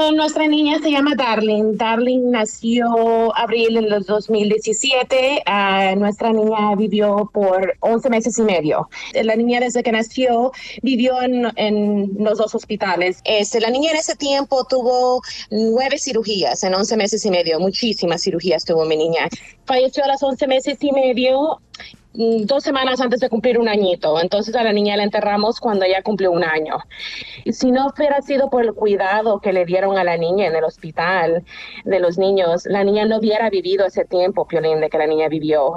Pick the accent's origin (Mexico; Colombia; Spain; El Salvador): El Salvador; Usulután; now in Santa Ana, United States; Vivo en Santana, pero nací en, en, en Usulután, sí, pero vivo en Santana